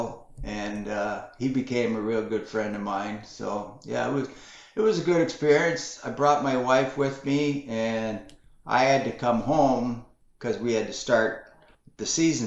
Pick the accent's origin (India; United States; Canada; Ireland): Canada; working in Canada, my home country